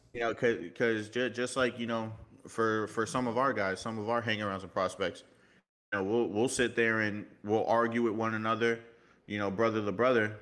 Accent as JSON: {"language": "English", "region": "New York", "country": "United States", "tie": "born or raised there", "also_born_or_lived": "Miami", "accent": "New York", "said": "I was born in Miami, raised in New York, so I kinda have that little bit of New York emphasis"}